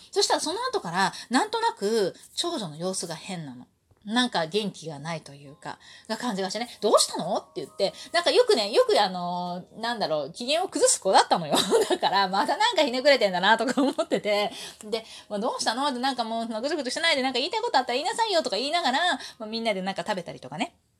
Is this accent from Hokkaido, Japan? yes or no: no; Osaka, Japan; moved away; also born or lived in Kanto; 私が子供の頃ね、関西に住んでた頃、大阪に住んでた頃